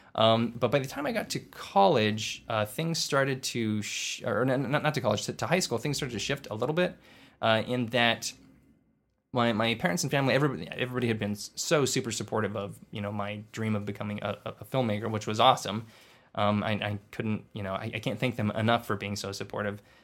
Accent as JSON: {"language": "English", "area": "Inland Empire", "region": "California", "country": "United States", "tie": "born or raised there", "said": "I was born in Lee, in the, uh, Inland Empire"}